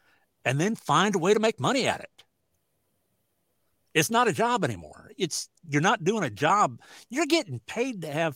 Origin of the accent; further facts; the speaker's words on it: Southwest Iowa, United States; I was living in Southwest Iowa, in Sydney, Iowa, not too far from my home. And it's pretty good sized PRCA rodeo. So it was like considered my hometown rodeo where everybody knew me.